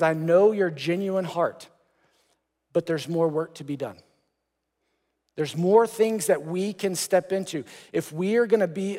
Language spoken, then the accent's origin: English; Texas, United States; I grew up playing soccer in Texas